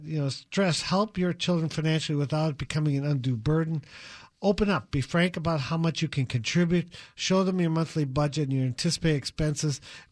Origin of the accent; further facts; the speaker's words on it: Wisconsin, United States; His wife is from Indiana. We're from Wisconsin.